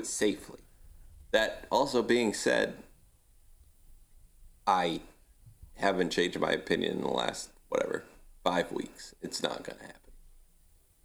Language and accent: English; Maine, United States; We're all from Maine.